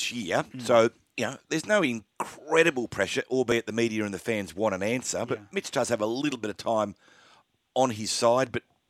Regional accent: Australia; as Aussie fans

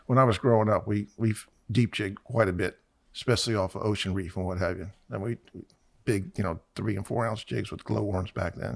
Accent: Miami, Florida, United States; I was born in November of fifty-six. My parents moved down here in January of fifty-seven, and we moved to Miami. We were in the north part of Miami

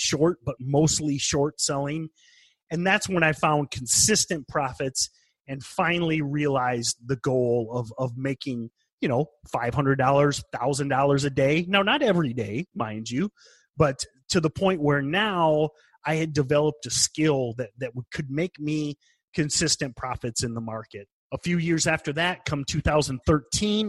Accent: United States; I'm an American

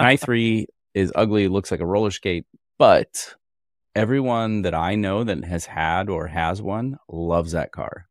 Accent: Kentucky, United States; I was born in Kentucky

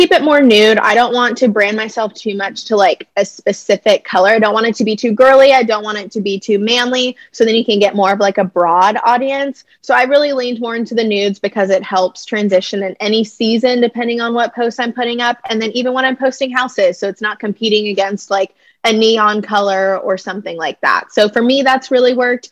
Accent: Lemoore, California, United States; also born or lived in Los Angeles, California; I was born and raised in Lemoore, California.

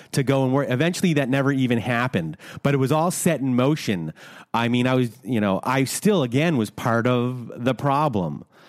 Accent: Canada; we're Canadian

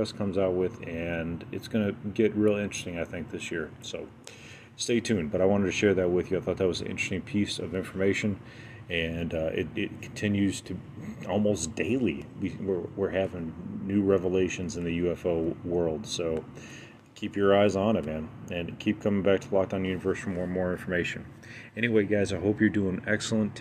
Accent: United States; That's what we expect as Americans. That's what we want as Americans

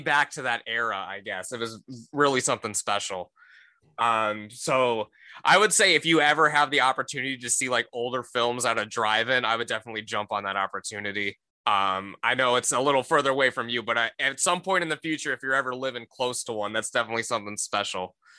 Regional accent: Cleveland, Ohio, United States; I'm from the Cleveland area

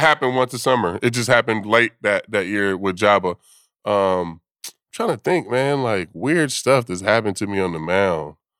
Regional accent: California, United States; I'm from California.

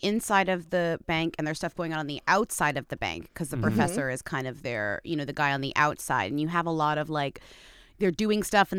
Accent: United States

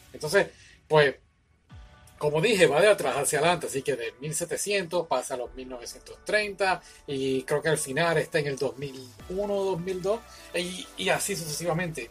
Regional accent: Puerto Rico; los puertorriqueños tenemos nuestro acento

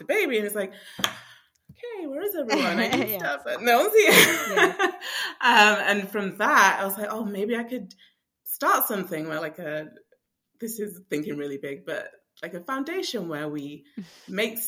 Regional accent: England, United Kingdom; moved away as an adult; now in United States; I'm not from America. I'm from England.

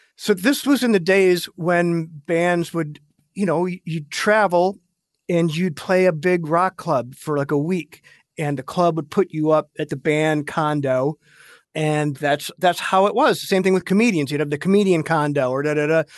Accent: United States

